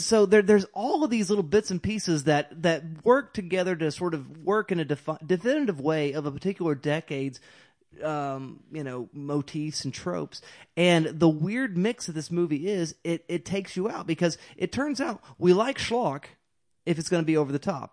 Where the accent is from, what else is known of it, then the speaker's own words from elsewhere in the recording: Carnegie, Oklahoma, United States; moved away; Carnegie, yeah. I'm from Carnegie.